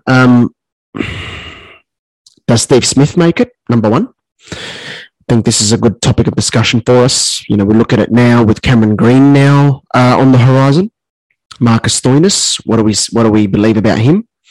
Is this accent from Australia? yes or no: yes; Australia; as an Aussie